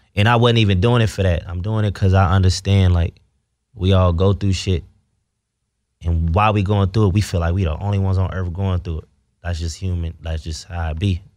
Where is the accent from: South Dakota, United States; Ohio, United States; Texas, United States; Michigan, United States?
Ohio, United States; I'm from Ohio where it's segregated